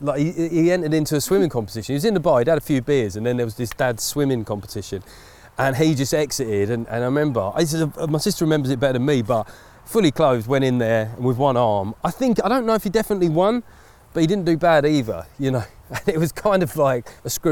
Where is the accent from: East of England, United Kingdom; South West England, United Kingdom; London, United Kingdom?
East of England, United Kingdom; Essex; I come from Essex